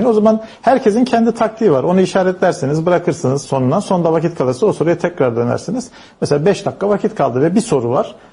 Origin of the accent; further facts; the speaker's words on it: Istanbul, Turkey; Şeyde şimdi ben Zeytinburnu çocuğuyum doğma büyüme. Tabii biz çamurlu sokaklarda büyüdük.